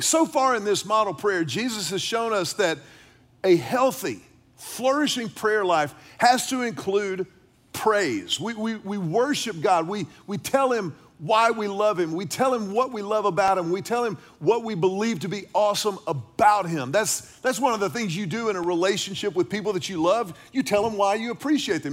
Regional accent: Houston, Texas, United States; growing up in Houston with grandparents who lived in Beaumont, deep in Southeast Texas

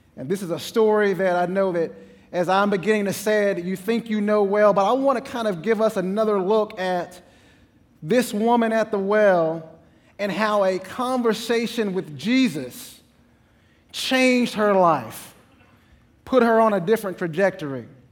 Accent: East Texas, United States; I'm from East Texas

